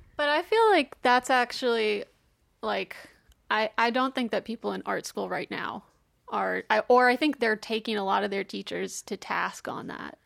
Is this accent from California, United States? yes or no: no; Texas, United States; I'm from Texas